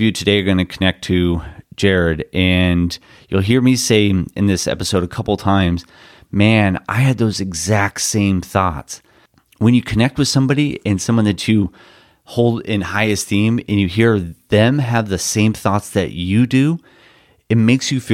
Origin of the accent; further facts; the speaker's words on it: Newport Beach, California, United States; I grew up here in Newport Beach